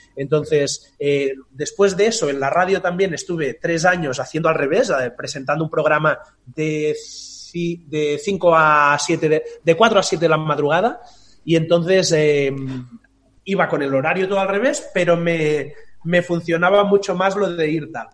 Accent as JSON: {"language": "Spanish", "town": "Tordera", "region": "Catalonia", "country": "Spain", "tie": "born or raised there", "moved": "as an adult", "lives_now": "Barcelona, Spain", "said": "Yo vivía en un pueblo eh, que es donde nací, en Tordera, que está eso, a 70, 75 kilómetros"}